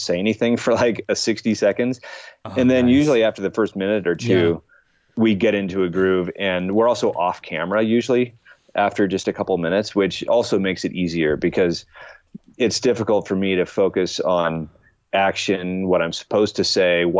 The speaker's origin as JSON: {"language": "English", "town": "Seattle", "region": "Washington", "country": "United States", "tie": "born or raised there", "moved": "as an adult", "said": "I grew up in Seattle. That's where I lived until I was 27 years old"}